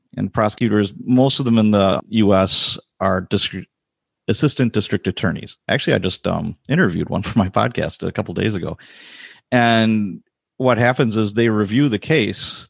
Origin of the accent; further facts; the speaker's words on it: Chicago, Illinois, United States; now in Wisconsin, United States; I was born and raised in Chicago as a youngster